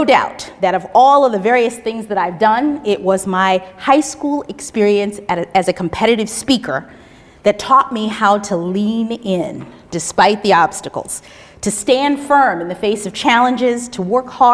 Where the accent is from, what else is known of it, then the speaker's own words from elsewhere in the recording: Miami, Florida, United States; moved away; my hometown of Miami, Florida